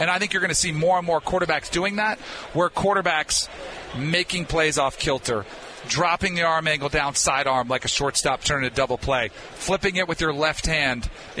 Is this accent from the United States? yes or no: yes; South Florida, United States; I grew up in South Florida